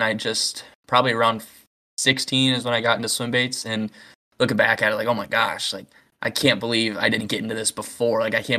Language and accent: English; Michigan, United States; But growing up in Michigan, I mean, Fuck. I probably fished my first 4 or 5 years the spinning rod.